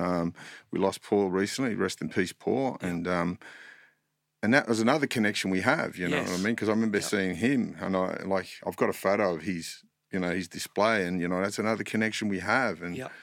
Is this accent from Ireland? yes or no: no; Sydney, New South Wales, Australia; Paul Roberts was a guy I grew up with in Mount Druitt.